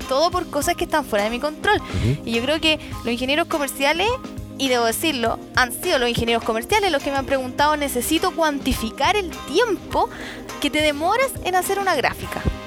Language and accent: Spanish; Chile; nosotros los chilenos porque somos chilenos